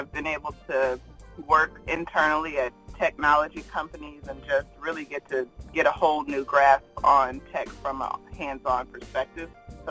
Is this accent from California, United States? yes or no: no; Virginia Beach, Virginia, United States; moved away as an adult; also born or lived in Washington, D.C.; now in San Francisco, United States; So I grew up in Virginia Beach, Virginia, on the East Coast.